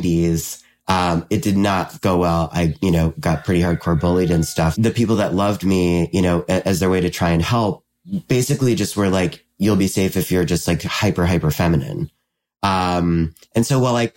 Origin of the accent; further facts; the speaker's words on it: just south of Albany, upstate New York, United States; I'm from around Albany. I'm from just south of Albany in upstate New York